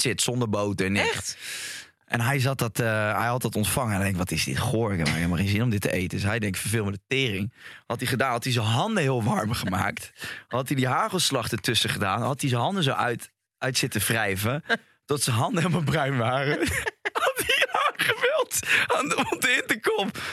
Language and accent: Dutch; Rotterdam, South Holland, Netherlands; Ik ben opgegroeid in Rotterdam